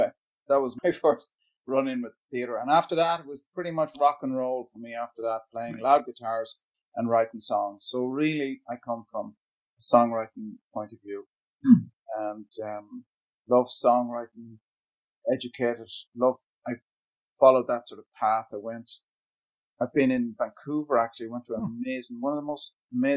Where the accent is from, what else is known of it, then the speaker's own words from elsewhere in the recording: Ireland; I come from Ireland, actually, in a small border town